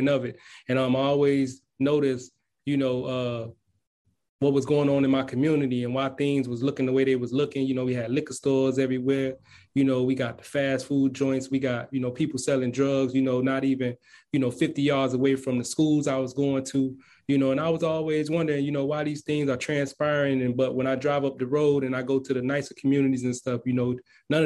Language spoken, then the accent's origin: English; Miami, Florida, United States; I'm from Miami, Florida, you know, to be exact, Carroll City